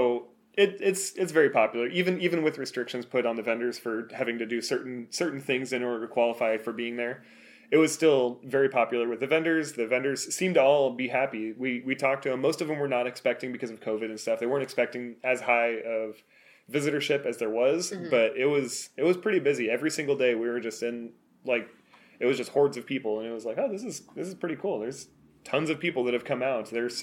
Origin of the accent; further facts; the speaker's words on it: United States; we're from the United States